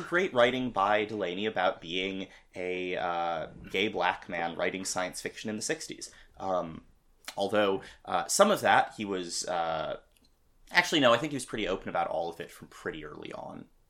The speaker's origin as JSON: {"language": "English", "town": "Madison", "region": "Wisconsin", "country": "United States", "tie": "born or raised there", "said": "University of Wisconsin at Madison, which is also my hometown"}